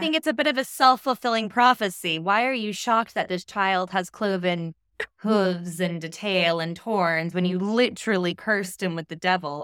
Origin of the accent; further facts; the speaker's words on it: United States; I'm American